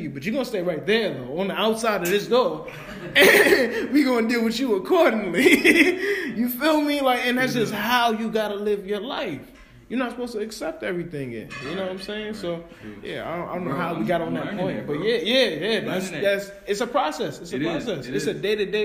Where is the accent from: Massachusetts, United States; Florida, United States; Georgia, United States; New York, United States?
New York, United States; I'm a New Yorker